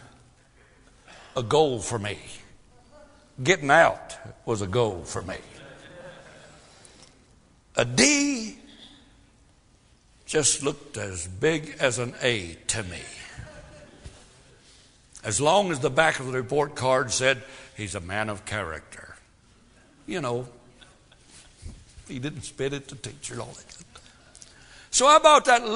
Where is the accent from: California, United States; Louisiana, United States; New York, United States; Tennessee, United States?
Tennessee, United States; I'm from Tennessee. I'm a hick.